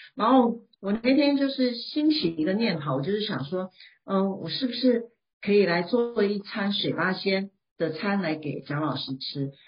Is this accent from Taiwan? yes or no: yes; Taiwan; moved away as an adult; now in Shanghai, China; 我先生是上海人，他是道地的上海人，那我就是台，我是台湾人，那就是上海媳妇